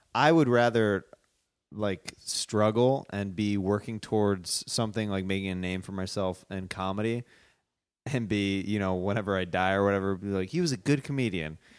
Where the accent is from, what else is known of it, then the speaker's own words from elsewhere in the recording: Kansas City, United States; moved away; I'm from Kansas City